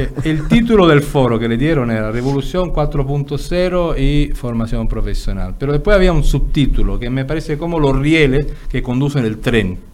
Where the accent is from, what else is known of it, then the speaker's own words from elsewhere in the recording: Italy; moved away; yo que soy italiano, digo, vengo de un país donde siempre estamos quejándonos de lo malo que somos